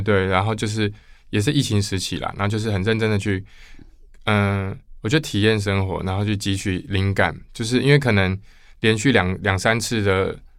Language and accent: Chinese; Kaohsiung, Taiwan; now in Taipei, Taiwan; 我是高雄人，嗯。所以我来台北